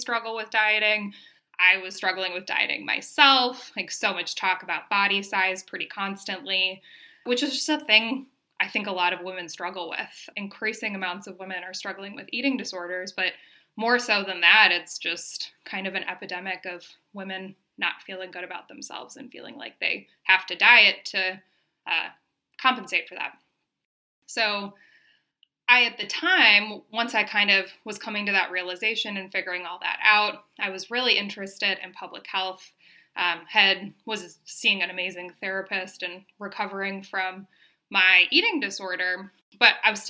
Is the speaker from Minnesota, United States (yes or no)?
yes; Minnesota, United States; moved away as an adult; now in Denver, United States; I'm from Minnesota originally, but moved to Denver right after I got my undergrad degree